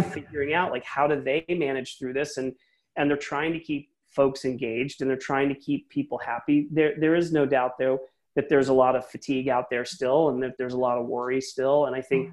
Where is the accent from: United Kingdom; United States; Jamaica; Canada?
United States; Philadelphia, Pennsylvania; now in San Francisco Bay Area, United States; I'm originally from Philly myself, and I moved huh. out to here a long time ago